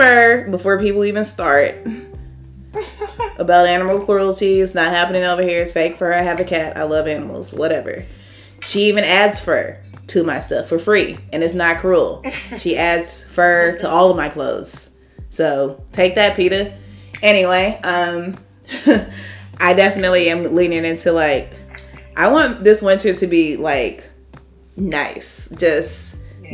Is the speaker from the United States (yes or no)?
yes; St. Louis, Missouri, United States; I grew up in St. Louis